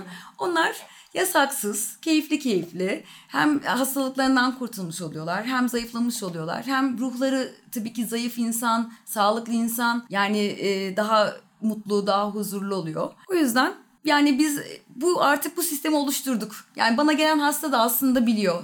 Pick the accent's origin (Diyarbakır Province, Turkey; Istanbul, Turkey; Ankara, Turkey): Ankara, Turkey; 1981 yılında Ankara'da doğdum